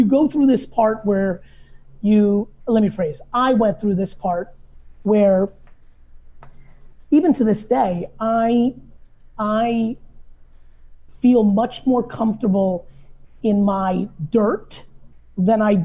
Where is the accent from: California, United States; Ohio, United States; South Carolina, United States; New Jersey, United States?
New Jersey, United States; also born or lived in Soviet Union; I grew up in New Jersey